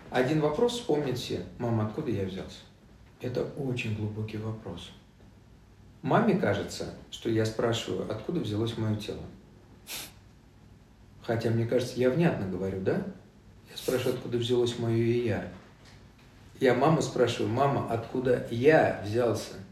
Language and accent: Russian; Vietnam; born there; я родился во Вьетнаме в 62 году